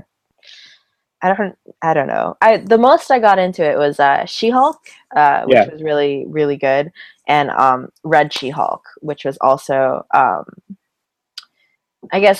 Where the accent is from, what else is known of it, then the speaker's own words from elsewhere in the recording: Essex County, Ontario, Canada; he's from my hometown